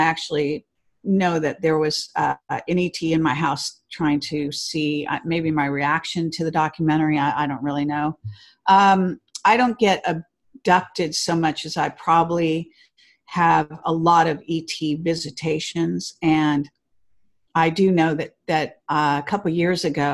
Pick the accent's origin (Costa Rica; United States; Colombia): United States; Palo Alto, California; I was born in Palo Alto